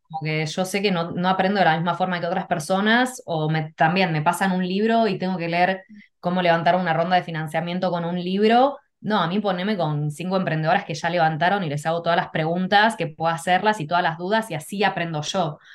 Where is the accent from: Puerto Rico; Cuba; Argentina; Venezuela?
Argentina; moved away; also born or lived in Canada / Mexico / California; yo lo que recuerdo de chica, bueno, mis papás en Argentina íbamos a la iglesia